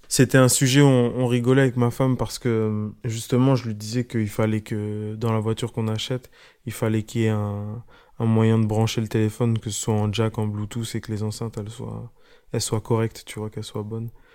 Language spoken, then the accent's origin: French; Orléans, Centre-Val de Loire, France; je viens de Orléans